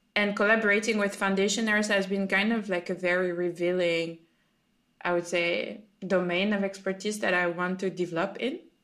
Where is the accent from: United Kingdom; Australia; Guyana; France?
France; I'm from France